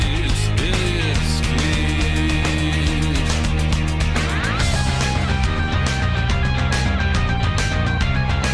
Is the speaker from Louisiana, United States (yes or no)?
yes; Louisiana, United States; we're both from Louisiana